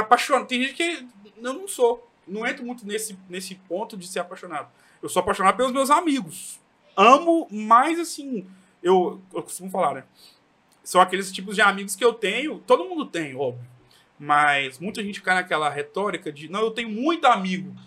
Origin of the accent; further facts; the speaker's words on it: Governador Valadares, Minas Gerais, Brazil; eu que sou aqui de Valadares